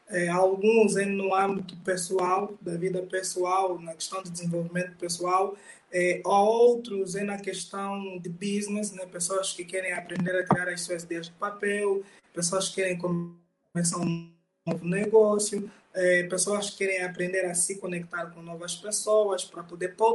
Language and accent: Portuguese; Luanda, Luanda Province, Angola; now in Londrina, Brazil; Por outra … eu sou angolano, é